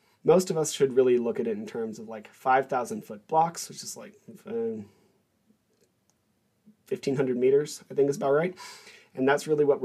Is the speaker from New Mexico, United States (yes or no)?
yes; Albuquerque, New Mexico, United States; moved away; also born or lived in Korea; I was born in Albuquerque, New Mexico